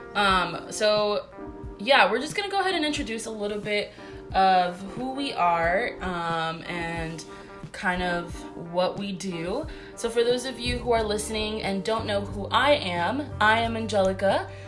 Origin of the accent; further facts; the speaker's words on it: Florida, United States; we're both Puerto Ricans. But three, we were raised here in Florida